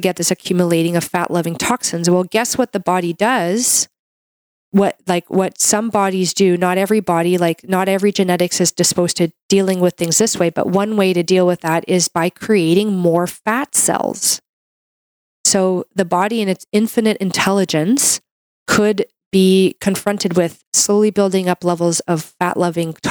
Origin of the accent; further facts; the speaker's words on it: Canada; I'm a Canadian medical doctor